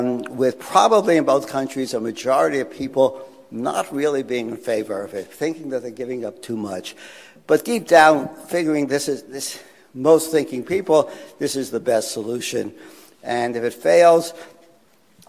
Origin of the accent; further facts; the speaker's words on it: New York City, New York, United States; I grew up in Brooklyn in New York